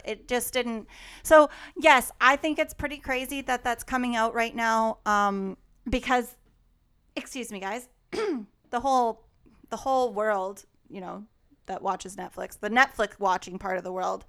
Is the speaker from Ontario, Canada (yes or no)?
no; Alberta, Canada; Growing up in Alberta